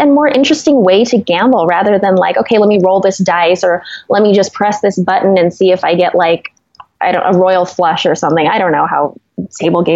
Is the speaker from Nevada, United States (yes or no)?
yes; Las Vegas, Nevada, United States; I was born and raised in Las Vegas